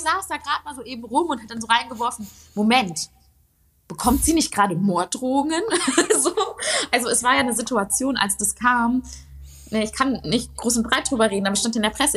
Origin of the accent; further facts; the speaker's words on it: Ruhr area, North Rhine-Westphalia, Germany; ich komme halt auch aus dem Ruhrgebiet